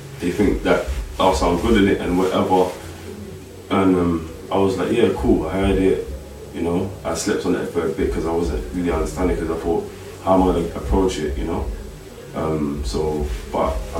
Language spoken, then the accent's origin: English; London, United Kingdom; I was born in the UK, London, and my family's from Africa, Congo